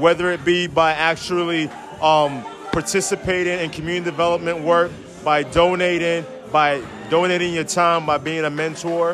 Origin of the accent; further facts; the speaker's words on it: New York City, New York, United States; I'm from Park Hill